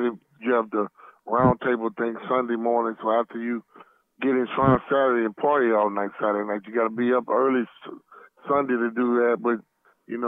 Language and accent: English; Arkansas, United States; we're both from Arkansas